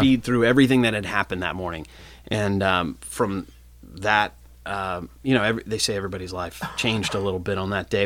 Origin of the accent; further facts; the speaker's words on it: Cincinnati, Ohio, United States; I grew up here in Cincinnati